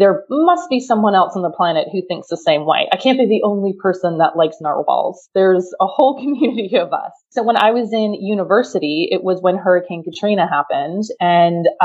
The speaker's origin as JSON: {"language": "English", "country": "Germany", "tie": "born or raised there", "moved": "yes", "said": "I grew up in West Germany"}